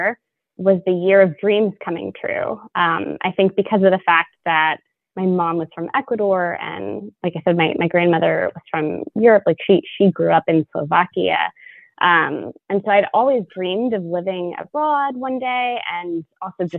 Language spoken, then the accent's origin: English; Louisville, Kentucky, United States; moved away as an adult; I was born in Louisville and raised here